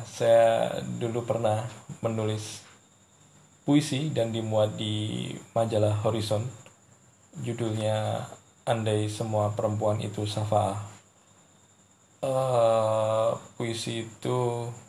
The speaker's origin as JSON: {"language": "Indonesian", "town": "Ponorogo", "region": "East Java", "country": "Indonesia", "tie": "born there", "said": "Saya kelahiran Ponorogo 20 Maret 1990."}